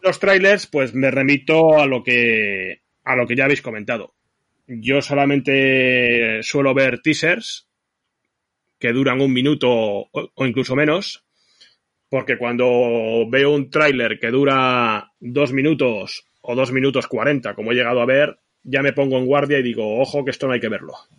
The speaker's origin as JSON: {"language": "Spanish", "town": "Zaragoza", "region": "Aragon", "country": "Spain", "tie": "born or raised there", "said": "cuando era pequeño y residía en Zaragoza"}